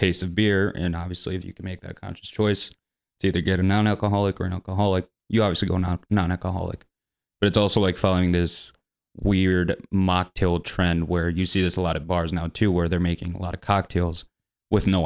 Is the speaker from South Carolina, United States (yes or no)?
no; Grayslake, Illinois, United States; now in Chicago, United States; my hometown in Grays Lake